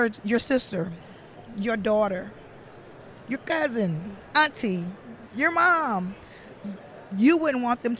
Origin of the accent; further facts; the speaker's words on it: Mobile, Alabama, United States; I'm from Mobile, Alabama